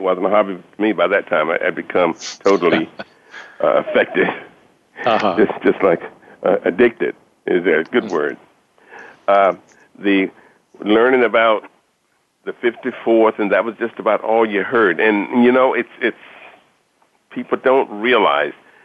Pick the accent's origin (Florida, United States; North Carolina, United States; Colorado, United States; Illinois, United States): North Carolina, United States; Richmond County / Moore County; moved away as an adult; also born or lived in Southern California / Newark, New Jersey / Horry County, South Carolina; I'm from North Carolina, grew up in Richmond, Moore County